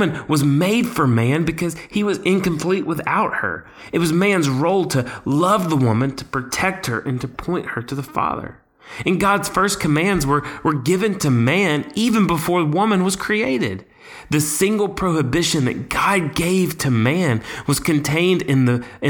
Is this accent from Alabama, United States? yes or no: yes; Alabama, United States; My home state, Alabama